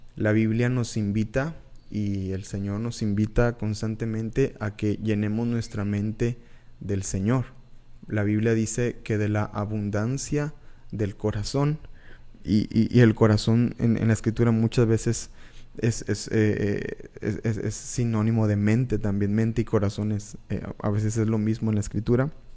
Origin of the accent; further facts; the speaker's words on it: Reynosa, Tamaulipas, Mexico; also born or lived in Monterrey, Nuevo León / Valle Hermoso, Tamaulipas; Yo soy eh, originario de Tamaulipas. Nací en Monterrey, soy orgullosamente nacido en Monterrey, pero la verdad, la mayor parte de, mi vida yo, yo la viví en, en frontera, en... Eh, en Vallehermoso, Tamaulipas, en Reynosa, Tamaulipas